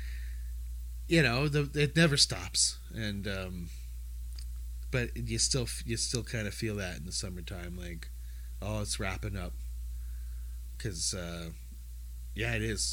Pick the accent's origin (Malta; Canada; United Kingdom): Canada; we're Canadian race fans